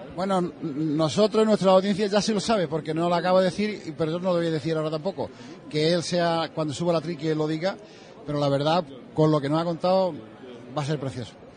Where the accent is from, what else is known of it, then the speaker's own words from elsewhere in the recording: Seville, Andalusia, Spain; moved away as an adult; now in Huelva, Spain; yo soy de Sevilla